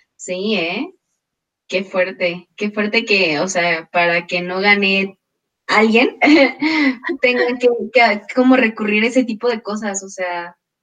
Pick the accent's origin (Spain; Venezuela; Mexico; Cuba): Mexico; uno se siente orgulloso como mexicano